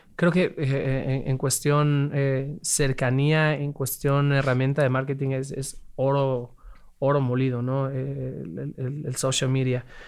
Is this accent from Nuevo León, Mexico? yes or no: no; Mexico City, Mexico; Crecimos y nacimos en la, Ciudad de México